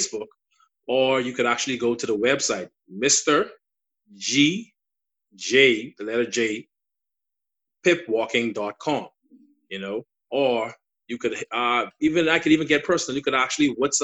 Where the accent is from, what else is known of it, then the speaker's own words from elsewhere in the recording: Bahamas; accent: Bahamian; my Bahamian dialect, you know, they say a lot of Bahamians talk fast. You know, so you may not understand my accent